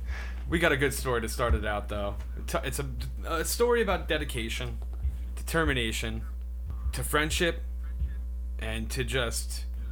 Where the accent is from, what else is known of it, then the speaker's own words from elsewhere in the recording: United States; I'm American.